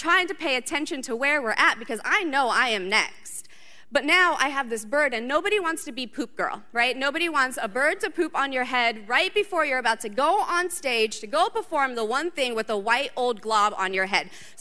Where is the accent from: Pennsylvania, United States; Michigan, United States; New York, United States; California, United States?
California, United States; Southern; moved away; I grew up in Southern California